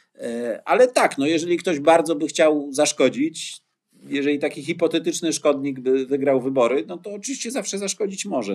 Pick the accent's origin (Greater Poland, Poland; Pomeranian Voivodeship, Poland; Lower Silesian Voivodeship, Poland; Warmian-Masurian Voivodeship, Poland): Pomeranian Voivodeship, Poland; Gdynia; Jako gdynianin